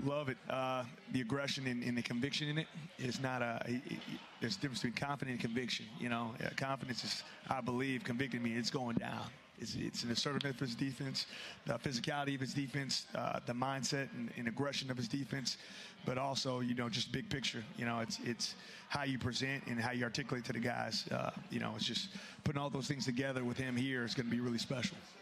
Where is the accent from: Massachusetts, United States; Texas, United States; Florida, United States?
Texas, United States; moved away as an adult; also born or lived in Wisconsin / Georgia / Kansas City / Philadelphia; growing up in Texas